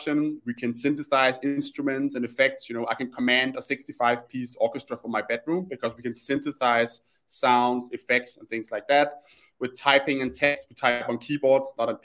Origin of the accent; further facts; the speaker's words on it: Copenhagen, Capital Region of Denmark, Denmark; my background is I'm Danish. I grew up in Copenhagen